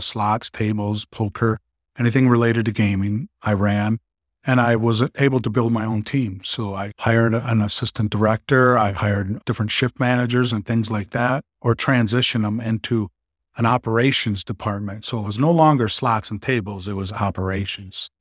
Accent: Manistique, Michigan, United States; also born or lived in Germany / Colorado; I grew up just west of here, about just over two hours and fifteen minutes in Manistee, Michigan

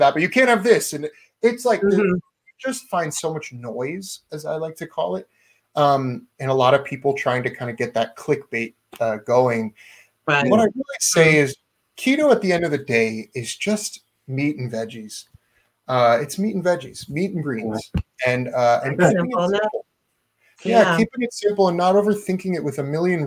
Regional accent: Maryland, United States; I grew up in Maryland where crab is king

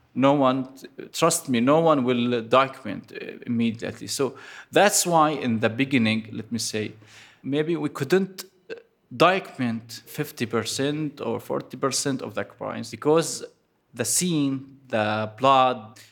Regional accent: Aleppo, Aleppo Governorate, Syria; I am from Aleppo

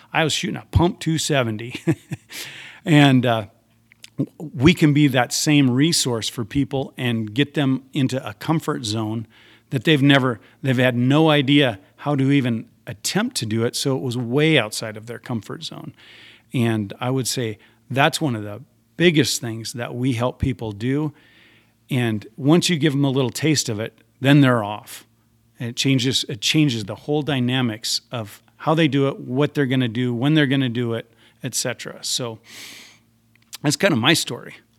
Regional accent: Spearfish, South Dakota, United States; also born or lived in Deadwood, South Dakota; I was born in Deadwood, uh, quite a few years after uh, Wild Bill was there. Um, the hospital was cheaper than the Spearfish Hospital. I grew up in Spearfish.

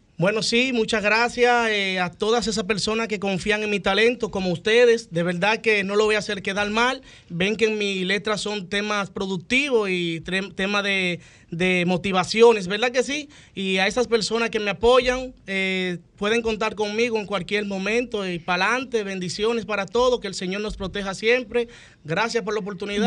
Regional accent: Azua, Dominican Republic; soy oriundo de Aso de Compostela

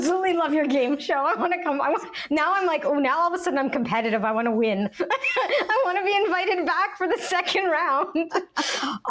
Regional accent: Canada; now in United States; I grew up in Canada, watched the American shows because I always knew I wanted to move to the States

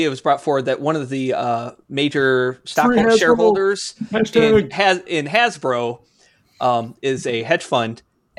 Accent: Midwest, United States; We're both from Midwest area, completely different parts of the Midwest though.

